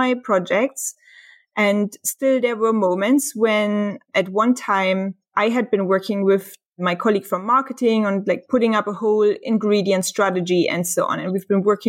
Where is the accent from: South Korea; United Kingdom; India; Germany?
Germany; moved away; also born or lived in Dresden / Hamburg; I'm from Germany.